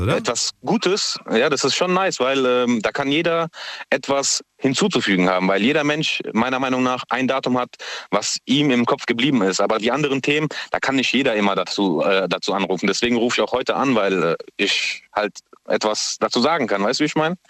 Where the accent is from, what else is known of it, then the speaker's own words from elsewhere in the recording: Mannheim, Baden-Württemberg, Germany; moved away as an adult; now in Lampertheim, Germany; gebürtiger Mannheimer